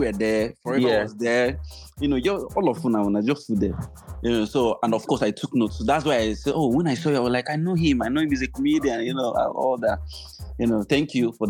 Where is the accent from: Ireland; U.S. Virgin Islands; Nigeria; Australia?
Nigeria; moved away; My home country, I'm telling my people